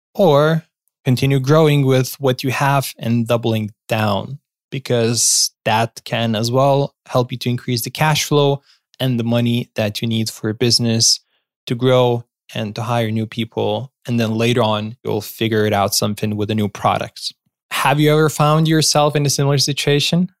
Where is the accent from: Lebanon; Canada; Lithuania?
Lithuania; my home country